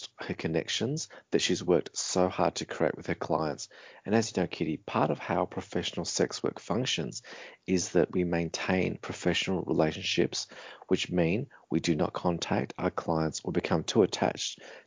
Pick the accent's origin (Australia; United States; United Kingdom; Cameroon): Australia; Even though I grew up in Australia, I'm a person of color